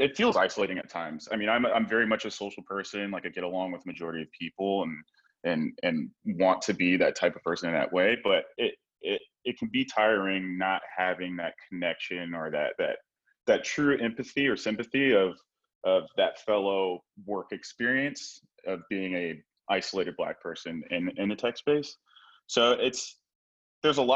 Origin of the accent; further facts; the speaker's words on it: Hayward, California, United States; I grew up in the Bay Area. I grew up in Hayward and went to high school in Hayward.